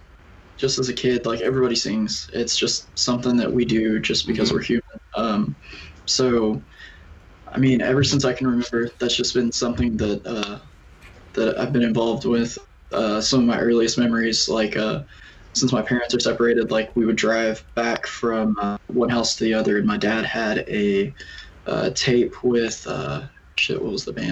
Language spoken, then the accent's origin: English; the South, United States; I'm from the South, so grew up in church and all that kind of stuff.